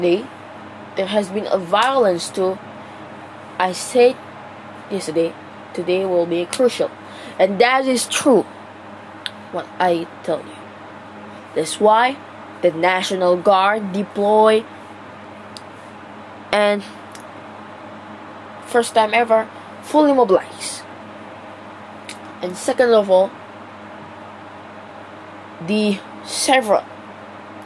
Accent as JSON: {"language": "English", "country": "Malaysia", "said": "I, as the Malaysian citizens"}